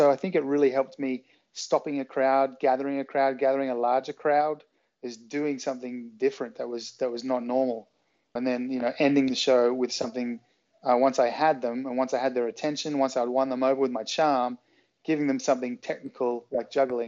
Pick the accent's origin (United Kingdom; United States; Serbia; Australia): Australia; accent: Australian; I mean, my accent now isn't anything like it was when I was a teenager. It was much more of an Australian kind of suburban sound, whereas now I've lived here, I've lived all over the world